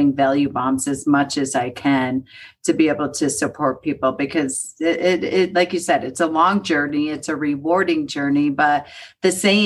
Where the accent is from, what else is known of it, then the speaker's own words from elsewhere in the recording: Buffalo, New York, United States; now in Colorado, United States; I grew up in Buffalo, New York, where the sun did not shine for about 6 to 8 months